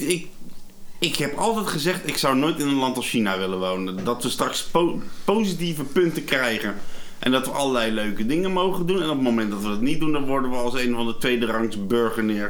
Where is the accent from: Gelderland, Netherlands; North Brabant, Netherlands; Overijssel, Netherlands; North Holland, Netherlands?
Gelderland, Netherlands; Arnhem; ik kom uit Arnhem